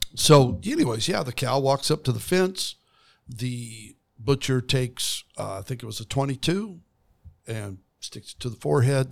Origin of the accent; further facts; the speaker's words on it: Kimberly, Idaho, United States; I grew up outside of Twin Falls, Idaho, in a place called Kimberly, Idaho